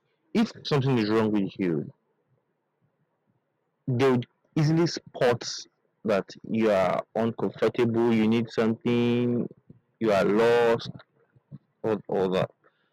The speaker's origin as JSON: {"language": "English", "country": "Nigeria", "moved": "as an adult", "lives_now": "Cyprus", "said": "I'm from Nigeria"}